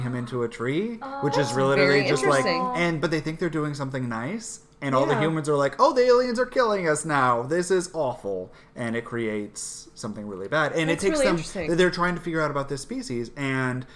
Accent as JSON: {"language": "English", "region": "Alabama", "country": "United States", "tie": "born or raised there", "also_born_or_lived": "South Dakota / Pennsylvania / New York / Virginia", "said": "since I was 7 years old, it's a big old... Alabama"}